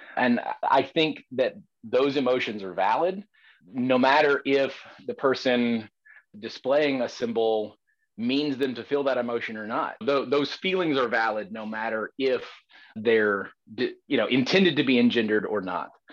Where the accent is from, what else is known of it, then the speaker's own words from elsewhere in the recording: the South, United States; As a Southerner